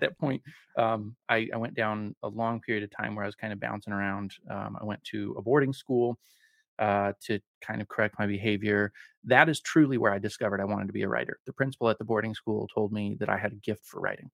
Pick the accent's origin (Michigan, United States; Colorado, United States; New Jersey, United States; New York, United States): Colorado, United States; also born or lived in Spokane, Washington; I'm from Colorado. I, I'm a, a native Coloradan